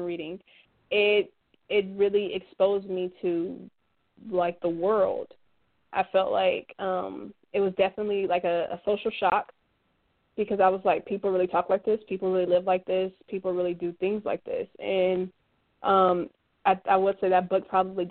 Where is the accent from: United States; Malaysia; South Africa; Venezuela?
United States; Los Angeles, California; I grew up in Los Angeles, California